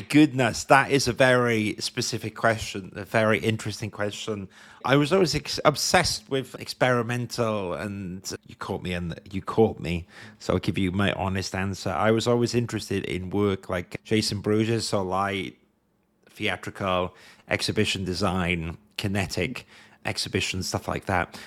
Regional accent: Wales, United Kingdom; as a Welsh person

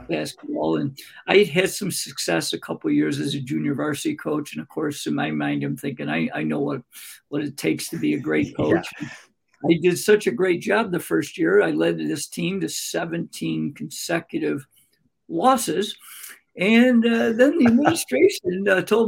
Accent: Greece, New York, United States; also born or lived in Rochester, New York; I wanted to get back to my hometown called Greece, New York

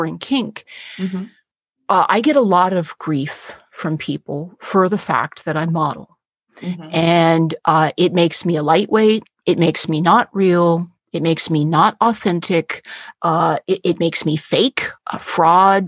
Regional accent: San Francisco, California, United States; I was born in San Francisco

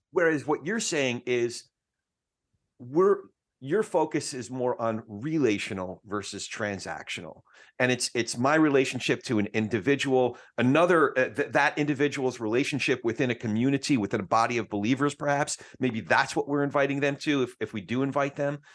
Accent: New Jersey, United States; I'm from Jersey, so we don't cuss, we curse

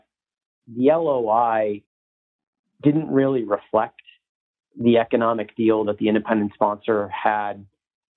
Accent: Northeast, United States; moved away as an adult; also born or lived in New York / Boston; now in Dallas, United States; I'm originally from the Northeast

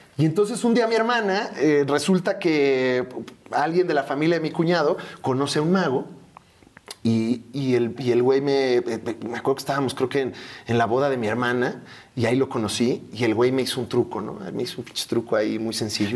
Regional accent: Naucalpan, State of Mexico, Mexico; Y estábamos ahí en, Echegaray, eh, soy hijo del Estado de México, eh, Sateluco, y ahí vivíamos todos en una casa, ocho personas

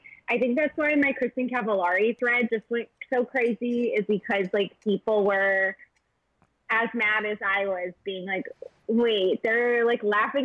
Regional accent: Chicago, Illinois, United States; I'm from Chicago

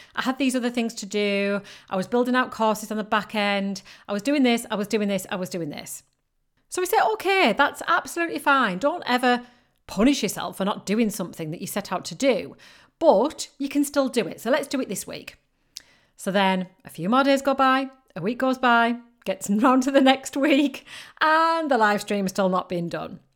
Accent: United Kingdom; accent: northern British; I've got a very northern British accent.

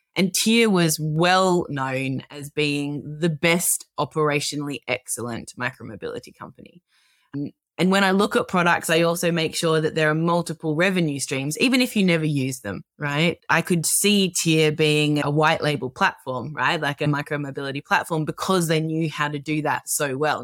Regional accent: Melbourne, Victoria, Australia; I'm an Australian. I was born and grew up in Melbourne

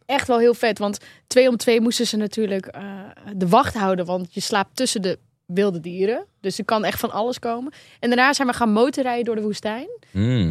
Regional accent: Netherlands; als Nederlander

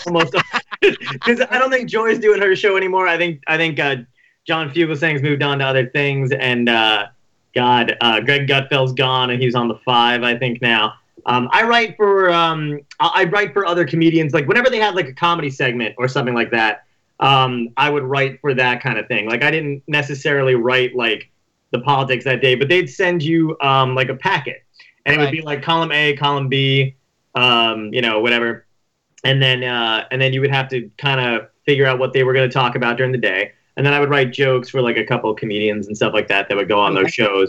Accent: Toms River, New Jersey, United States; I grew up in Tom's River

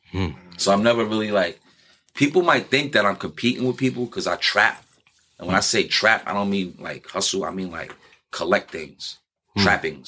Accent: New York City, New York, United States; I'm from Broadway

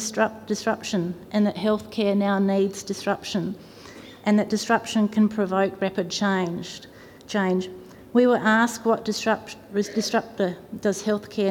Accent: South Australia, Australia; I'm from South Australia and I'm the daughter of a nurse

